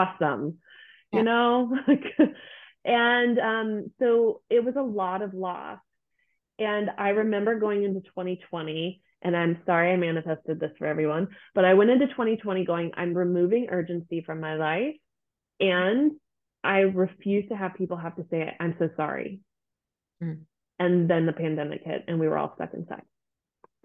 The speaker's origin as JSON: {"language": "English", "country": "United States", "moved": "as an adult", "lives_now": "Germany", "said": "I am an American living in Germany"}